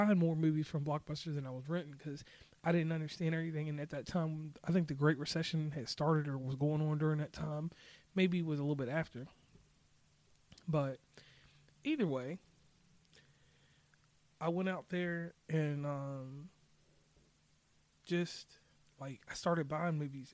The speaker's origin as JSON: {"language": "English", "area": "Lynchburg / Rustburg", "region": "Virginia", "country": "United States", "said": "my local people from Lynchburg, Virginia, Rustburg, Virginia, 434 area code"}